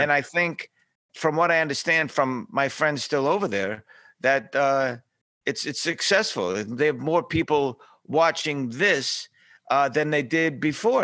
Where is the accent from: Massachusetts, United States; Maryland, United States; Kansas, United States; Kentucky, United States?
Massachusetts, United States; Boston; I grew up shining shoes in South Boston